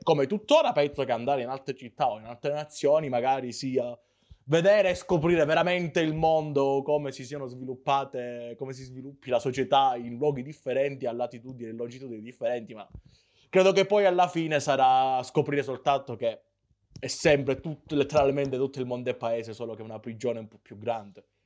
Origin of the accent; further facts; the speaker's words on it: Calabria, Italy; moved away as an adult; io essendo calabrese